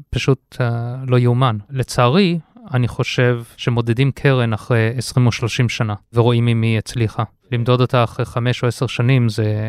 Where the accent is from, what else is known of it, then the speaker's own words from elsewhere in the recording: South Africa; moved away as an adult; also born or lived in United States / London, United Kingdom; now in Israel; אני אה, יליד הארץ, עזבתי את הארץ בגיל 6, גדלתי בדרום אפריקה, לכן המבטא